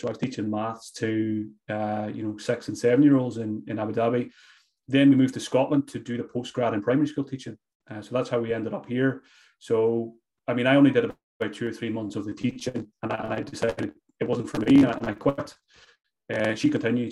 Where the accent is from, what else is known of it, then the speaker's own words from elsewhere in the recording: Glenties, Ulster, Ireland; I grew up in Donegal, uh, small small village called Glenties